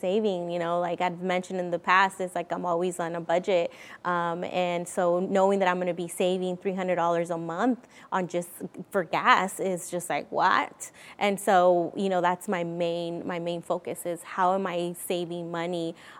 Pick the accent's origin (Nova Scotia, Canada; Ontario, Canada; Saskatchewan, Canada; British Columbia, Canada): British Columbia, Canada; Vancouver; because again, I'm from Vancouver. I go and see my dad in California.